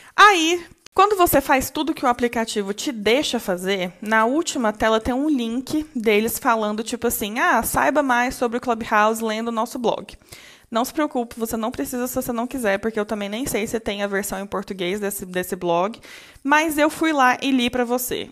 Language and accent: Portuguese; Brazil; nós, brasileiros